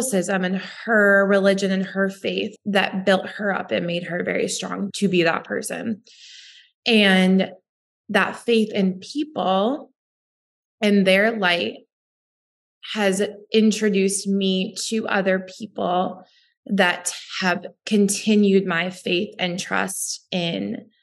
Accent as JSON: {"language": "English", "region": "Western New York", "country": "United States", "tie": "born or raised there", "said": "I grew up in Western New York, where 50% of my high school was Italian."}